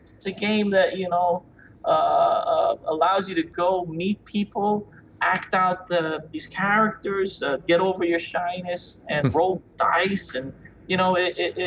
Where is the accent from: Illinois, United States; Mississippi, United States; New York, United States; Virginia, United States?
New York, United States; growing up in New York in the 80s, 70s, 80s, 90s